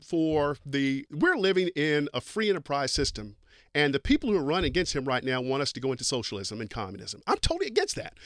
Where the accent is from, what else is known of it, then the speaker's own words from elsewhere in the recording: East Kentucky, United States; I grew up in Kentucky